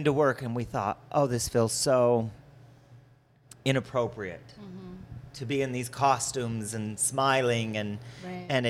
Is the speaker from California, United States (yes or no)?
no; West Jordan, Utah, United States; also born or lived in Salt Lake City, Utah; I was born and raised here